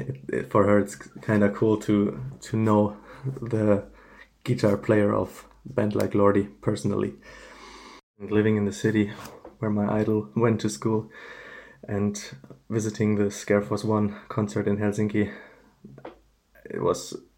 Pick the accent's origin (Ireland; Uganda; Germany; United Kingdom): Germany; Frankfurt, Hesse; I'm from Germany, Frankfurt area